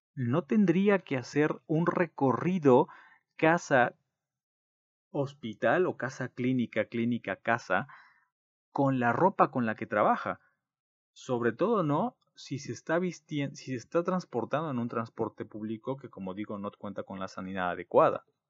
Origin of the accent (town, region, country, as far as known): Mexico